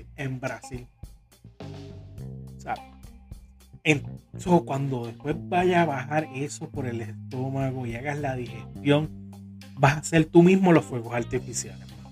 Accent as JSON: {"language": "Spanish", "town": "Carolina", "country": "Puerto Rico", "tie": "born or raised there", "moved": "as an adult", "lives_now": "Corozal, Puerto Rico", "said": "yo me crié en La Rosa, yo me crié en Carolina, pero llevo bastantes años en, en Corozal"}